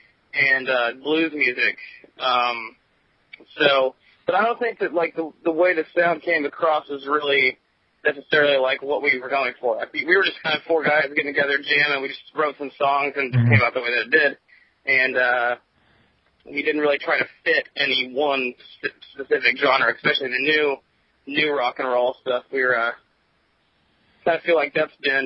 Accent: Oklahoma, United States; we're all from Oklahoma

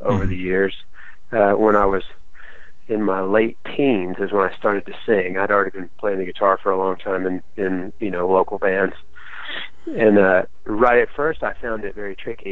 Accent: a small town in Alabama, United States; I'm from a small town in Alabama.

